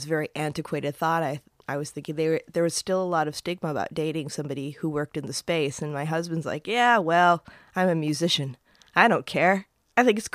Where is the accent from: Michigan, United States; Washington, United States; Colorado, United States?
Michigan, United States; Upper Peninsula; now in San Francisco, United States; growing up in the Upper Peninsula, Michigan